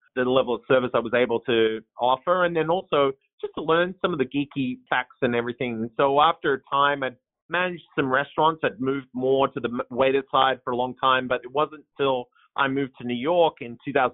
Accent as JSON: {"language": "English", "country": "Australia", "tie": "born or raised there", "accent": "twang", "moved": "as an adult", "lives_now": "Portland, United States", "said": "I don't have a Portland accent, but it's a little bit of a twang. So I moved here from Australia back in 2009."}